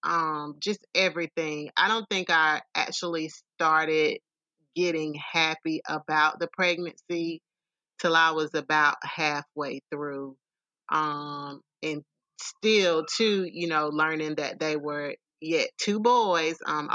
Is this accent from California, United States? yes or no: no; Simpsonville, South Carolina, United States; moved away as an adult; now in Columbia, United States; I am originally from the upstate Simpsonville, Greenville area.